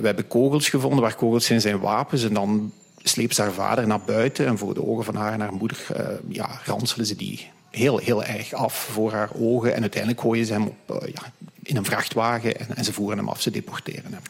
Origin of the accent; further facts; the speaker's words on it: Hasselt, Flanders, Belgium; moved away as an adult; also born or lived in United States / Switzerland / Australia; ik ben zelf van Hasselt